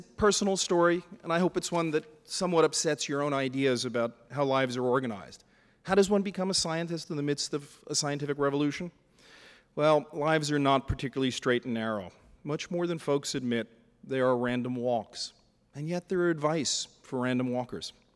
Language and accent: English; New York City, New York, United States; I was a lower middle class kid from Brooklyn